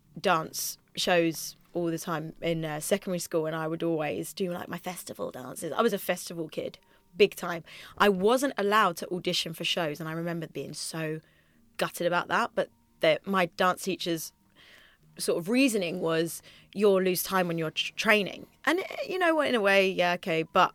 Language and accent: English; Twickenham, London, United Kingdom; Twickenham. So like Richmond Theatre, we'd go to things, Woking, places like that.